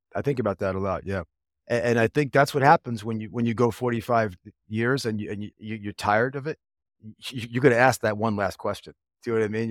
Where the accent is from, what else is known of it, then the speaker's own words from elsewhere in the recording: Northern Virginia, United States; moved away as an adult; now in Panama; I'm from Virginia originally, like, the D C suburbs, uh, Northern Virginia